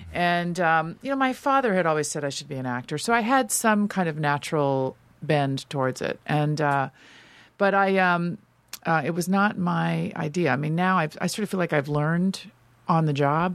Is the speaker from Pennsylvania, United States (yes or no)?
no; Los Angeles, California, United States; also born or lived in New York; I grew up all around Los Angeles, but I ended up on the West Side